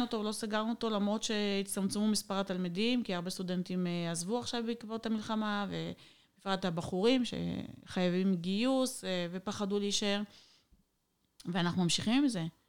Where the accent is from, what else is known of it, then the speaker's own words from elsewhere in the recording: Israel; moved away as an adult; now in Odesa, Ukraine; אנחנו נולדנו בארץ, בחממה, משפחה, אני נולדתי במשפחה חבדית